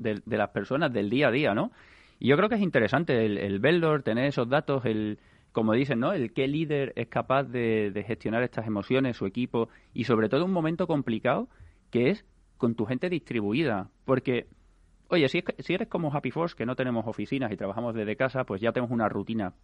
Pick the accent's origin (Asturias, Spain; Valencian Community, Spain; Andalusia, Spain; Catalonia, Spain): Andalusia, Spain; Seville; now in Madrid, Spain; yo soy de Sevilla, se nota